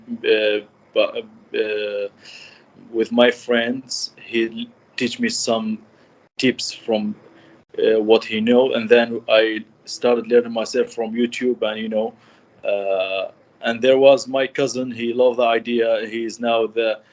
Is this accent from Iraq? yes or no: yes; Kirkuk, Kirkuk Governorate, Iraq; 33 years old. I'm from Iraq, Kirkuk City.